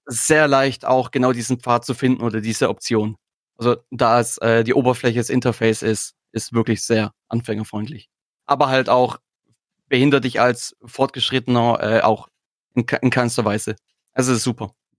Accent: Swabia, Germany; als Schwabe

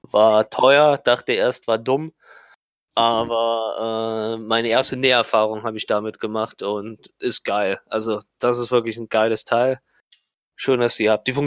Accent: Kaiserslautern, Rhineland-Palatinate, Germany; Ich komme ja aus Lautern, ich komme ja aus der Ursprungsstadt von Schaffaff.

